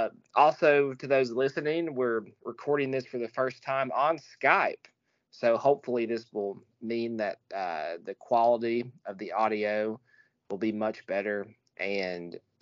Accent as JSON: {"language": "English", "town": "Abingdon", "region": "Virginia", "country": "United States", "tie": "born or raised there", "said": "my hometown, the same place I was born."}